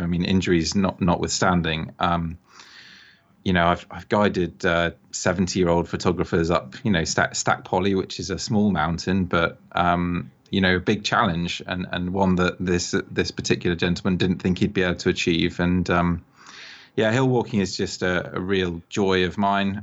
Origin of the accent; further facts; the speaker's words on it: England, United Kingdom; now in Bath, United Kingdom; I'm I'm English myself, I live in Bath